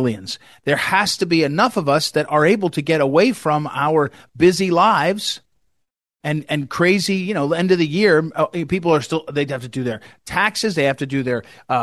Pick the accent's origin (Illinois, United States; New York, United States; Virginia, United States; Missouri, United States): Missouri, United States; my home state of Missouri